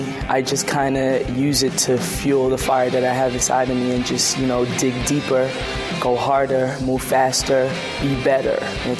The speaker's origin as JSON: {"language": "English", "town": "Brooklyn", "region": "New York", "country": "United States", "tie": "born or raised there", "moved": "yes", "lives_now": "Atlanta, United States", "said": "I'm originally from Brooklyn, New York, but I currently live in Atlanta"}